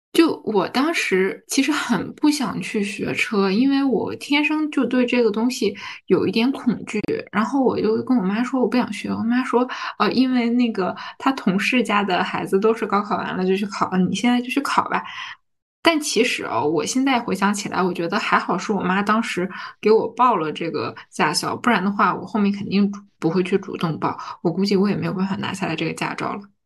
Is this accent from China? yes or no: yes; Harbin, Heilongjiang, China; 我是哈尔滨人，然后我又是在哈尔滨 嗯，读的本科